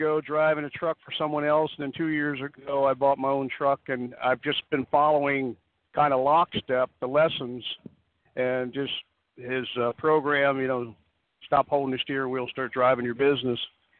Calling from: Pittsburgh, Pennsylvania, United States; Pittsburgh, Pennsylvania.

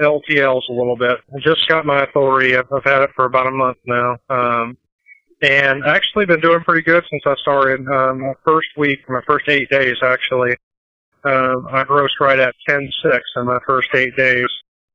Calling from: Joplin, Missouri, United States; I'm calling from Joplin, Missouri.

